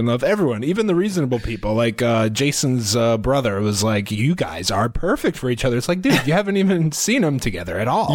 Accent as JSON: {"language": "English", "region": "Iowa", "country": "United States", "said": "we're from Iowa"}